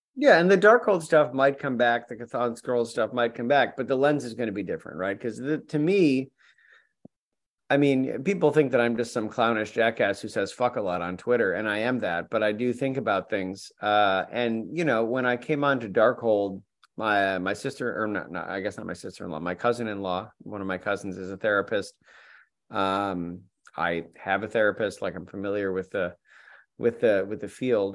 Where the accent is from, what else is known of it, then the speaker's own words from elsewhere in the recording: New York, United States; I'm from New York